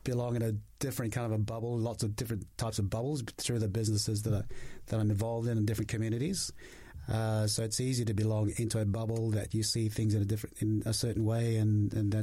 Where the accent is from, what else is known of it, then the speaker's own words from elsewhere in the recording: Australia; also born or lived in Tonga; now in New Zealand; I was born in Tonga, but went to Australia when I was about 7 years old, grew up there